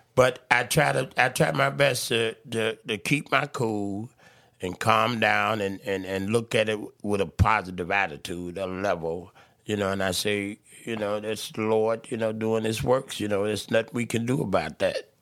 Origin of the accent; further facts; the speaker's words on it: Chicago, Illinois, United States; I was born in Cook County Hospital